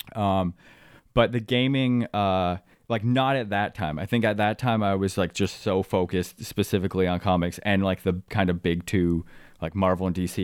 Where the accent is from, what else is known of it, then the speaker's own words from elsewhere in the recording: Midland, Ontario, Canada; also born or lived in Waubaushene, Ontario; I grew up in Midland, Ontario